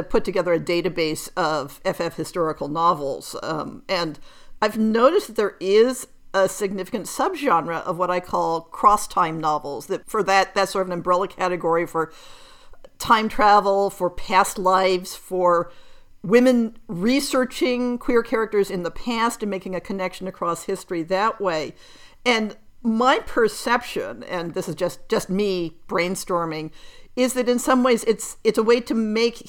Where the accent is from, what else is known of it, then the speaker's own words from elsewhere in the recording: United States; for those of us who grow up in North America but who have European roots